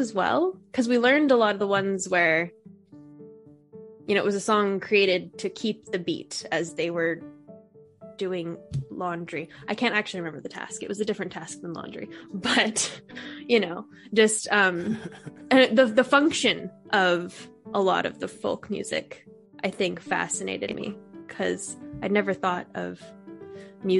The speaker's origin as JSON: {"language": "English", "town": "Fresno", "region": "California", "country": "United States", "also_born_or_lived": "Ireland", "moved": "yes", "lives_now": "North Texas, United States"}